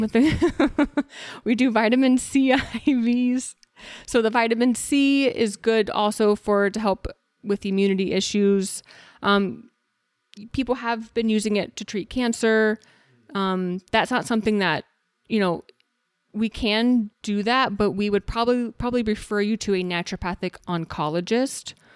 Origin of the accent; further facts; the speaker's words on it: Texas, United States; now in Arizona, United States; I'm originally from Texas